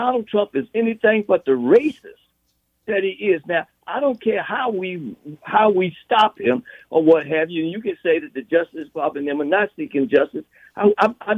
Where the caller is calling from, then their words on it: Washington, District of Columbia, United States; I'm calling from Washington, D.C.